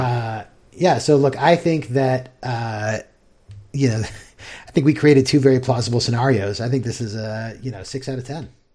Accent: United States; as an American

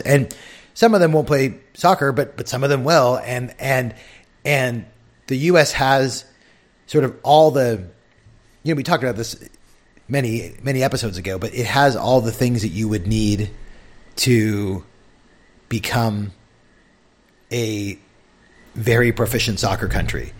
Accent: San Diego, California, United States; growing up in San Diego

